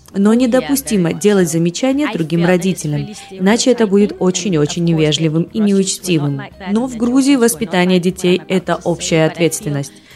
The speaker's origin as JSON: {"language": "Russian", "country": "Denmark", "tie": "born or raised there", "moved": "as an adult", "lives_now": "Georgia", "said": "Я выросла в Дании в 70-е годы"}